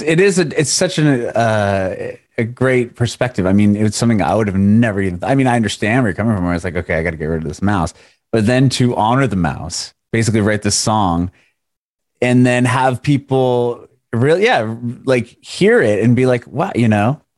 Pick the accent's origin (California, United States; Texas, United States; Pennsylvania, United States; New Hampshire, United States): California, United States; San Diego; moved away as an adult; also born or lived in Middle Tennessee; now in Nashville area, United States; I'm originally from San Diego.